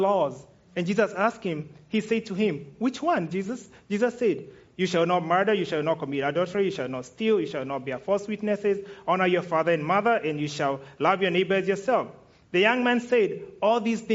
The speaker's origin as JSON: {"language": "English", "country": "Kenya", "said": "I'm Kenyan"}